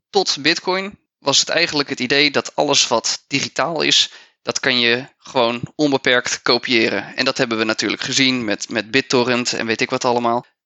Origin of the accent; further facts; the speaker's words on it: Netherlands; Dus voor ons als Nederlanders is dat niet het meest interessante.